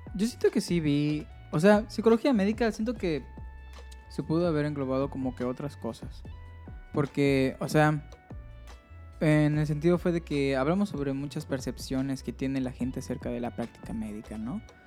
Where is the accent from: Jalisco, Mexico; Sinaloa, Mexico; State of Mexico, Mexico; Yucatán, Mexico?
Yucatán, Mexico; Mérida; moved away as an adult; yo soy de Mérida y tuve que venir aquí